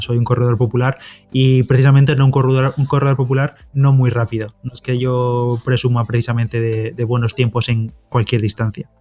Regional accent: a village near Orihuela, Valencian Community, Spain; en Orihuela, allí cerquita de mi pueblo

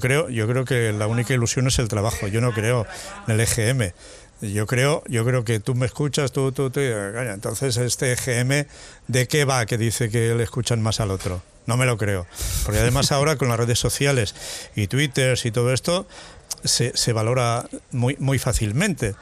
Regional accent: Mas de las Matas, Aragon, Spain; moved away; cuando éramos unos críos ahí en mi pueblo, en Más de las Matas, en Teruel

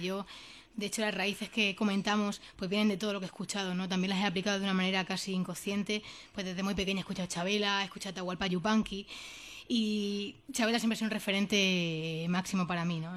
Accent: Jaraíz de la Vera, Extremadura, Spain

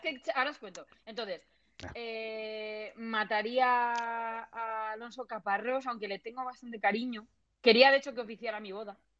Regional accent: Alcalá, Spain; yo soy de Alcalá

